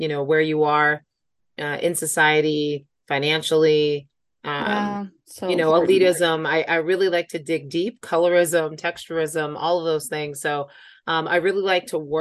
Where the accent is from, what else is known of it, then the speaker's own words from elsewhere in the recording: New York City, New York, United States; now in Boston, United States; I am a native New Yorker. I was born and raised in Staten Island, New York